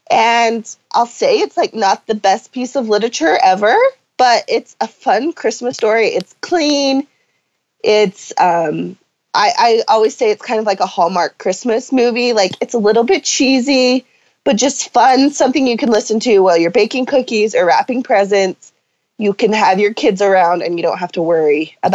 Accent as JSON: {"language": "English", "town": "Salem", "region": "Utah", "country": "United States", "tie": "born or raised there", "said": "I grew up on a ranch a slash farm. Um, my dad is a horse trainer, so outside all the time. Enjoyed life um, in a small town."}